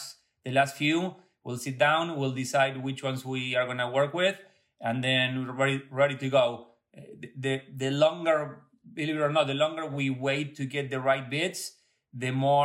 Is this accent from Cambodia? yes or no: no; Buenos Aires, Argentina; now in Connecticut, United States; born and raised in Buenos Aires